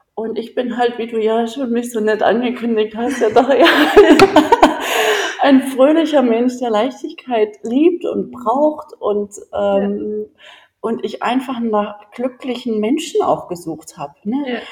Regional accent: Germany; moved away as an adult; bin ja Deutsche und in Deutschland aufgewachsen

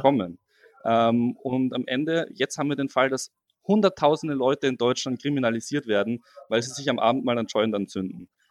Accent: Austria; now in Passau, Germany; ich komme ja eigentlich aus Österreich

